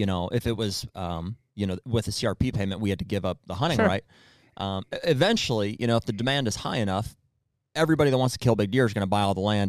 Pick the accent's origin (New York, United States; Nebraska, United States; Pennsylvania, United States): Pennsylvania, United States; I'm from Pennsylvania